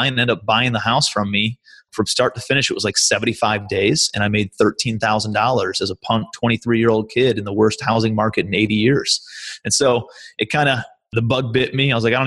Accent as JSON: {"language": "English", "town": "Cleveland", "region": "Ohio", "country": "United States", "also_born_or_lived": "New York", "moved": "as an adult", "said": "I'm from Cleveland, Ohio originally"}